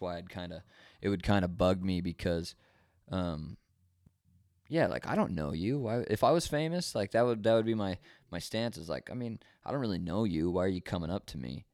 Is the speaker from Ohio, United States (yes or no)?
no; Fresno, California, United States; also born or lived in Utah; I was born in Utah, moved to pretty much Fresno